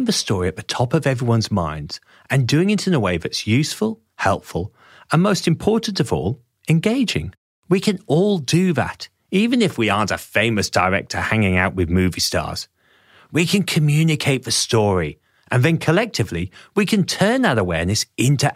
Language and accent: English; England, United Kingdom; I was a nerdy teenager growing up in England